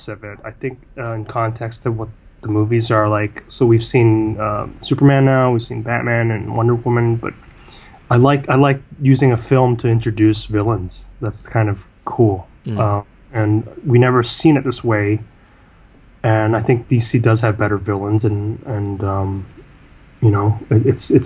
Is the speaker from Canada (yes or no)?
yes; Canada; I'm Canadian Chinese